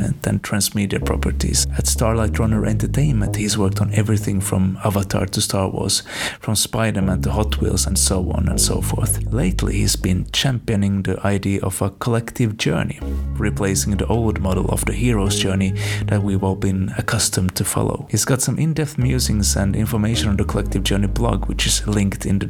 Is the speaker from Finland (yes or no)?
yes; Finland; I'm from Finland and we don't do the Thanksgiving thing here